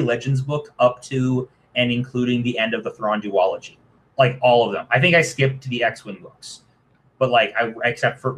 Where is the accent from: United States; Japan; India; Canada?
Canada; Toronto, Ontario; I'm a dude from Toronto in my 20s